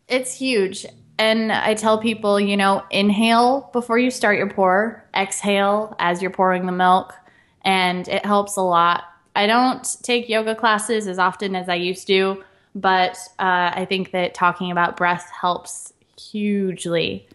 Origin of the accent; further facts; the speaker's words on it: Central Oregon, United States; moved away as an adult; now in Portland, United States; I grew up in a small town in Central Oregon